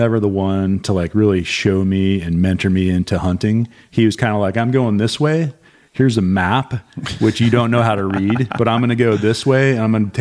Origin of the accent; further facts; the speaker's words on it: Montana, United States; moved away as an adult; as a kid growing up in Montana.